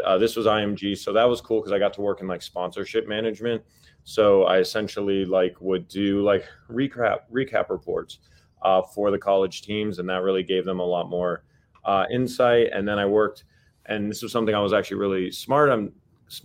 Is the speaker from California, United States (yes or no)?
yes; Los Angeles, California, United States; I grew up in Los Angeles playing high school basketball